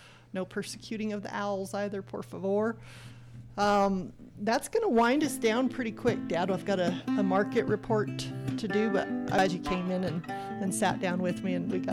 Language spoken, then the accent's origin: English; Farmington, New Mexico, United States; I grew up in the Farmington area